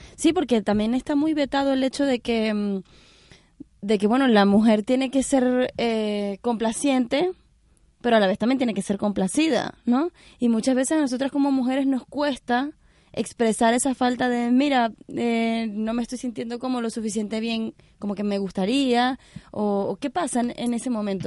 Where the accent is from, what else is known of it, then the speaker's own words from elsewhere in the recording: Venezuela; yo soy venezolana